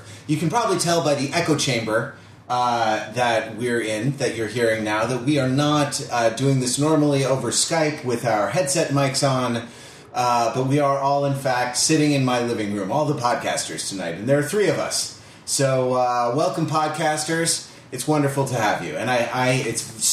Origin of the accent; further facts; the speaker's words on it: Los Angeles, California, United States; my hometown of Los Angeles, California, where we are sitting in my living room